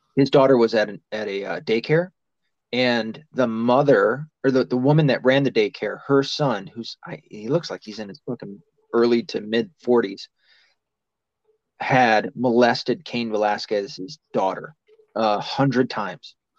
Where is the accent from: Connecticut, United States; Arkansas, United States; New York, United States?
Arkansas, United States; Mountain Home; I was born in Mar- Mountain Home, Arkansas.